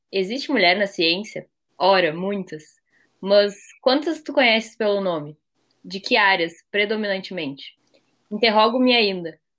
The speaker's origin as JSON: {"language": "Portuguese", "region": "Rio Grande do Sul", "country": "Brazil", "said": "eu tenho 21 anos, sou gaúcha e a minha trajetória na área acadêmica, assim, se desenrolou de uma maneira bem inesperada para mim."}